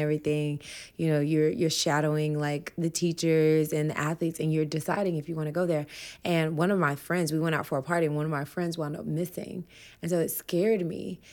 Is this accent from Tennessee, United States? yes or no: yes; Humboldt, Tennessee, United States; I grew up in Tennessee